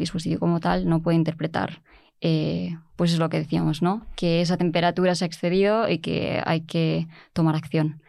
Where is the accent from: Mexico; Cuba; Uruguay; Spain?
Spain; Mallorca, Balearic Islands; moved away as an adult; now in Germany; yo no soy de Madrid, soy, soy de Mallorca